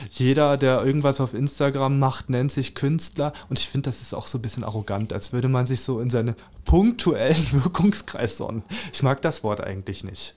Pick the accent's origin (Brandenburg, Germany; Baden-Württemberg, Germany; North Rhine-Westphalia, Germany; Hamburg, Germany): Brandenburg, Germany; Lübbenau; also born or lived in Calau; now in Cottbus, Germany; Lübbenau im Rathaus mhm. im Spreewald. Da mhm. freue ich mich auch sehr drauf, weil da bin ich ja aufgewachsen ja. im Kinderheim